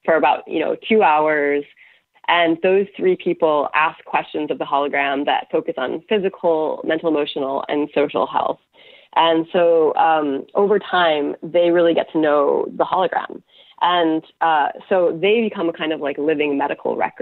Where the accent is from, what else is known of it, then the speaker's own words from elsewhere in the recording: United States; now in Canada; I'm now living in Canada, though I'm American